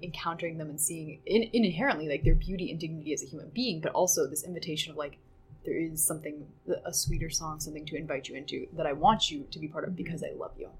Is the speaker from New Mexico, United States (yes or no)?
no; Kansas, United States; we're from Kansas. It's very flat